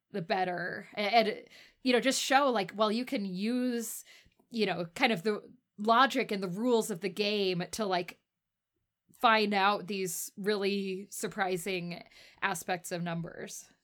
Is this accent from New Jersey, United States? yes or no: no; Texas, United States; now in Salt Lake City, United States; I'm from Texas originally